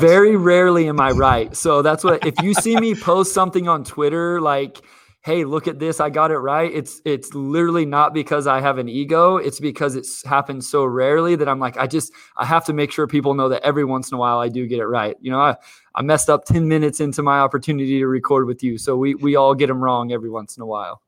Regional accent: Kansas, United States; I'm from Kansas

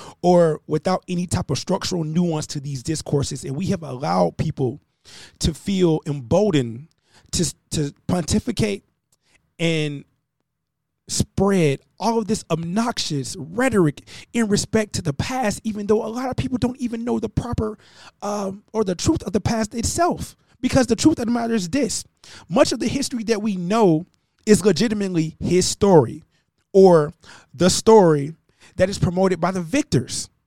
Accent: United States

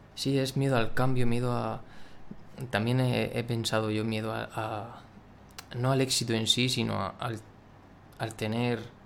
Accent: Murcia, Region of Murcia, Spain; soy de Murcia

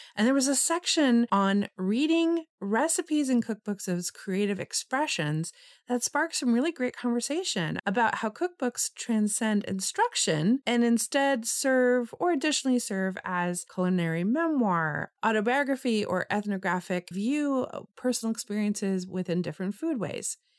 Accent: Los Angeles, California, United States; growing up in Los Angeles in the eighties

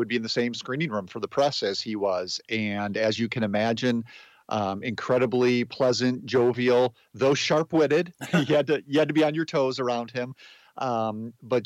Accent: outside of Chicago, Illinois, United States; I grew up outside of Chicago, in a suburb southwest of the city

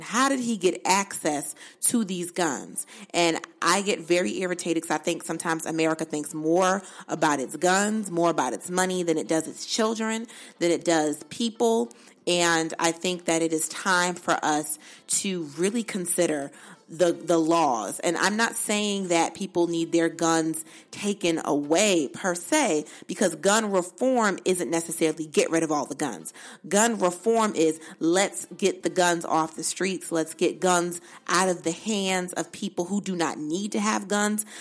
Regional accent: Bridgeport, Connecticut, United States; moved away; I'm from Bridgeport, but Newtown is right up the street

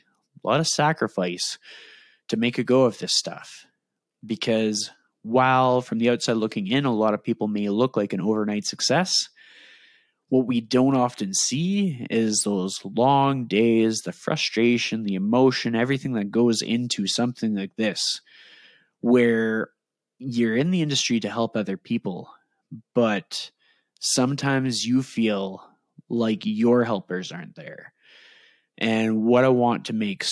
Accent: Edmonton, Alberta, Canada; accent: Canadian; my Canadian accent, I am from Edmonton, Alberta, Canada

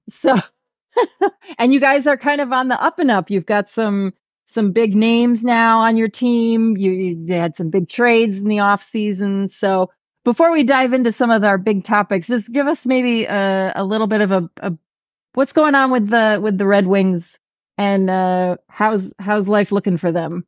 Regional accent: New York, United States; moved away; also born or lived in New England; I'm from New York State

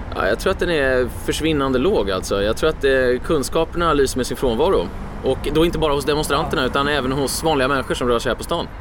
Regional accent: Stockholm, Stockholm County, Sweden; Exakt, mina hemtrakter

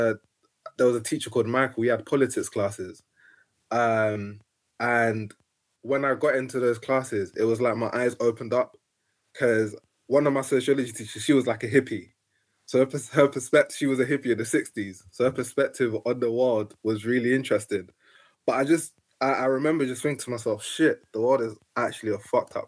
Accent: London, United Kingdom; also born or lived in Nigeria; I grew up in Camberwell, like literally opposite the Camberwell College of Arts

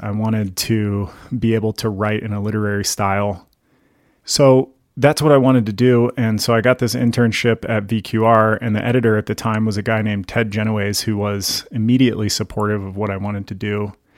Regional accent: Gaithersburg, Virginia, United States; moved away as an adult; also born or lived in central Pennsylvania; now in Livingston, United States; I grew up in the suburbs of Washington, D C, in a place called Gaithersburg

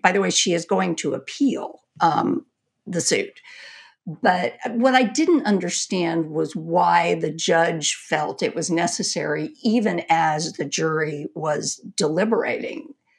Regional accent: Texas, United States; I'm a Texan

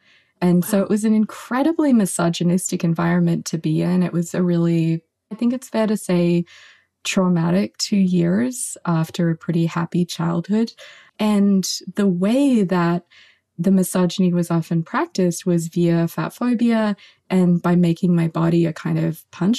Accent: Australia; misogyny and fatphobia were kind of crucially interconnected and intersected in this really deep way back when I was growing up in Australia.

